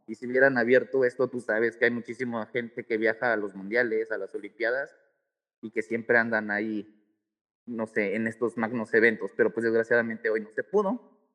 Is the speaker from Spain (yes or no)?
no; Mexico; yo como mexicano